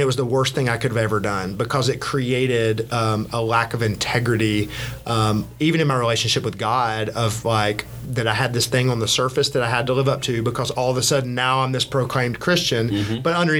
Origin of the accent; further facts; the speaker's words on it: Birmingham, Alabama, United States; moved away as an adult; now in Atlanta, United States; I grew up in Birmingham, Alabama